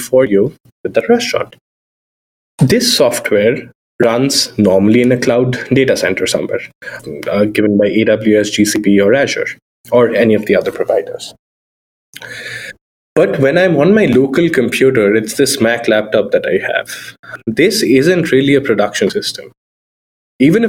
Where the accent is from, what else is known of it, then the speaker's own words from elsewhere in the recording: India; moved away as an adult; now in Seattle, United States; my upbringing in India